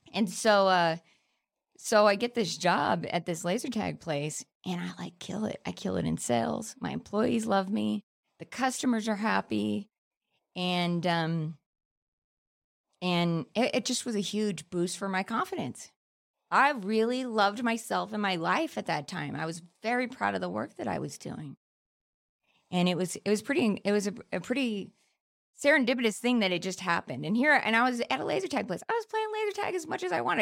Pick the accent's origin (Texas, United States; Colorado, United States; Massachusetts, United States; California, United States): California, United States; Palmdale; I grew up in Palmdale, which is, like, the desert ghetto